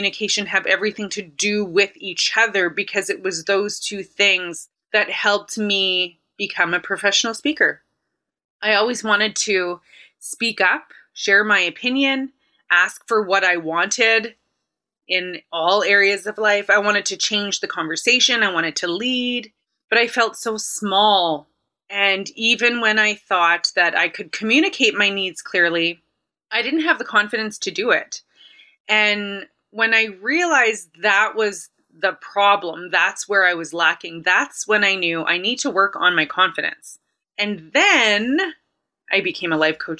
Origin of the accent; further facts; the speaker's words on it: Winnipeg, Manitoba, Canada; I am from Winnipeg. I've only lived in Winnipeg.